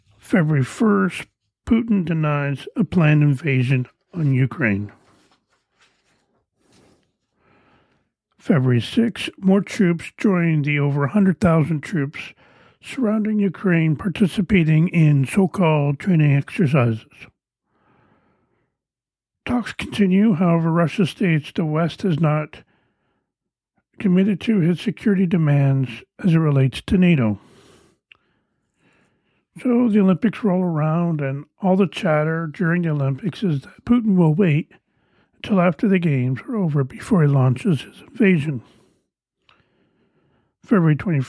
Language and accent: English; Canada; I am Canadian